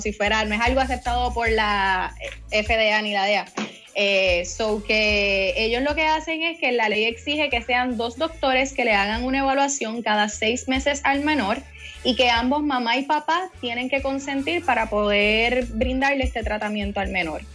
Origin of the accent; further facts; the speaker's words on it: Guayama, Puerto Rico; also born or lived in Cayey / Cidra; soy de Guayama